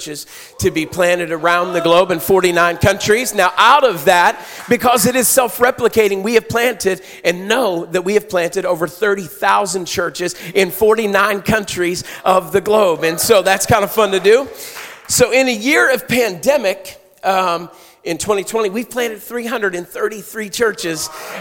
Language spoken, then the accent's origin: English; Pittsburgh, Pennsylvania, United States; I'm from Pittsburgh